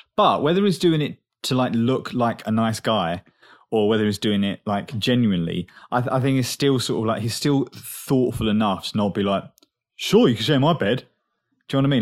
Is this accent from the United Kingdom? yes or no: yes; England, United Kingdom; accent: English; moved away